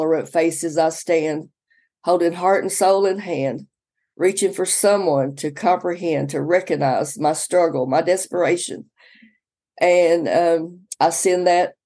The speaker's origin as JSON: {"language": "English", "town": "Sebree", "region": "Kentucky", "country": "United States", "tie": "born or raised there", "also_born_or_lived": "Madisonville, Kentucky", "moved": "as an adult", "lives_now": "Manchester, United States", "said": "the attic where we grew up in Seabury"}